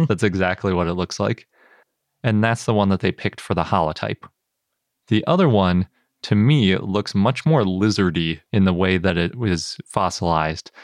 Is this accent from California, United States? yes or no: no; Wisconsin, United States; I'm from Wisconsin